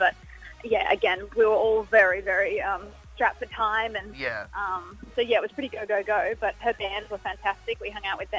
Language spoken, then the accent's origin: English; Sydney, New South Wales, Australia; Sydney was obviously great because that's my hometown.